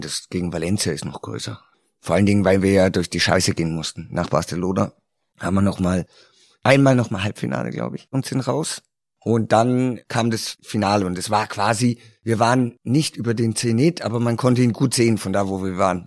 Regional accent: Karlsruhe, Baden-Württemberg, Germany; moved away as an adult; in Karlsruhe gespielt, in meiner Heimatstadt

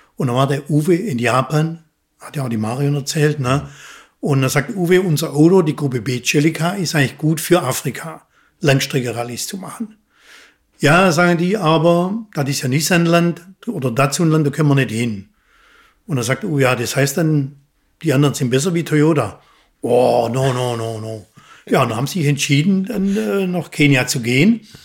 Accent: Sulz am Neckar, Baden-Württemberg, Germany; Also gebürtig komme ich aus dem Schwabenland. Ne? äh, genauer gesagt aus Sulz am Neckar, Bergfelden

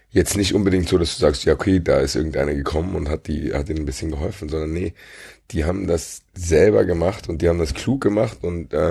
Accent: Frankfurt, Hesse, Germany; Keine Ahnung, ich kann es nur als Frankfurter sagen, aber wir zu Hause gegen

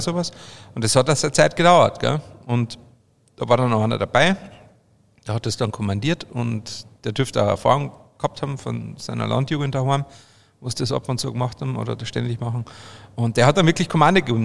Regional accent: Obervellach, Carinthia, Austria; now in Bavaria, Germany; bei uns in Österreich, in Kärnten

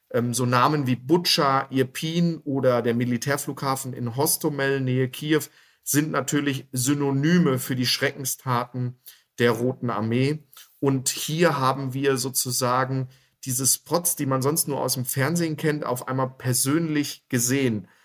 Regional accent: Dortmund, North Rhine-Westphalia, Germany; born there; moved away as an adult; now in Augsburg, Germany; Gebürtig bin ich aus Dortmund, aber als ehemaliger Offizier der Bundeswehr wurde ich durch die ganze Republik geschickt und bin im wunderschönen Bayern hängen geblieben und lebe hier mit meiner Familie und meinen zwei Kindern in Augsburg.

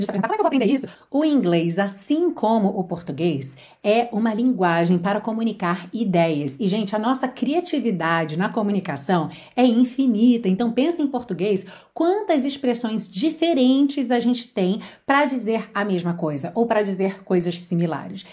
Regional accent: Rio de Janeiro, Brazil; accent: carioca; eu falo por experiência, porque sou carioca

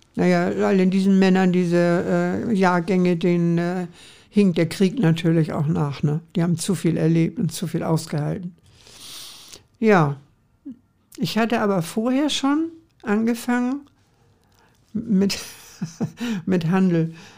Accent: Hamburg, Germany; ich bin eigentlich gebürtige St. Paulianerin.

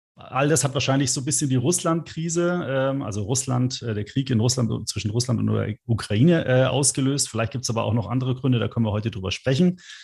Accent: Germany; bei uns in Deutschland

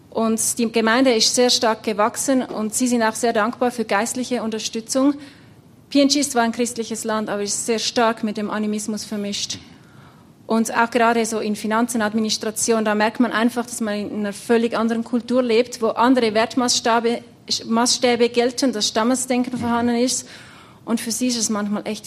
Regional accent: Zurich, Switzerland; gar nicht so viel anders wie jetzt im Kanton Zürich, wo ich herkomme.

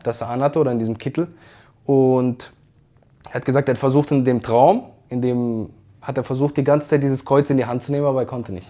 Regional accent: Karlsruhe, Baden-Württemberg, Germany; Ich komme aus Karlsruhe. Ich habe dort auf der Fußball auf der Straße gelernt

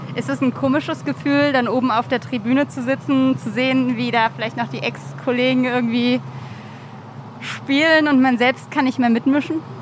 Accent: near Mainz, Rhineland-Palatinate, Germany; moved away; ich komme aus der Nähe von Mainz ja. und war so als Kind, Jugendliche irgendwie krasser Mainz 05-Fan

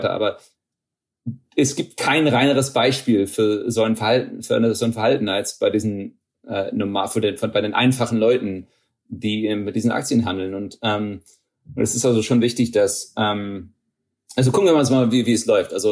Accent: Texas, United States; Ähm, meine Familie kommt aus, aus Niedersachsen. Ähm, ich bin in Texas aufgewachsen.

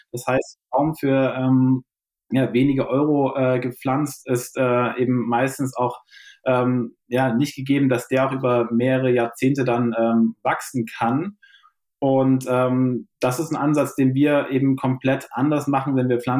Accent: Dresden, Saxony, Germany; born there; now in Hamburg, Germany; bin selbst gebürtiger Dresdner und äh, über ein Sportstudium dann doch immer mehr in die Nachhaltigkeitsszene abgedriftet.

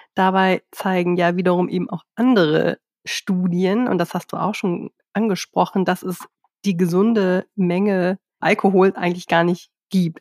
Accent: Hamburg, Germany; ich komme zwar aus Hamburg

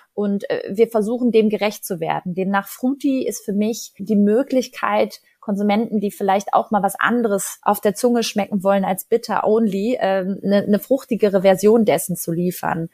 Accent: Ruhr area, North Rhine-Westphalia, Germany; moved away; ich komme aus dem Ruhrgebiet und ich wohne da schon ganz lange nicht mehr. Und trotzdem muss ich sagen, hat das Ruhrgebiet als meine Heimat einen Stellenwert in meinem Leben

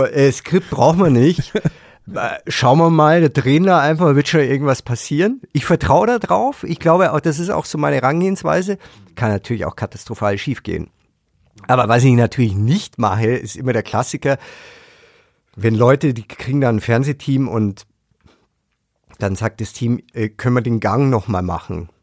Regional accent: Germany; wir haben ja als Deutsche

